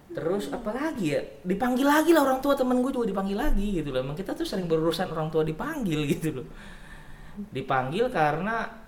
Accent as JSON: {"language": "Indonesian", "country": "Indonesia", "said": "kita orang Indonesia"}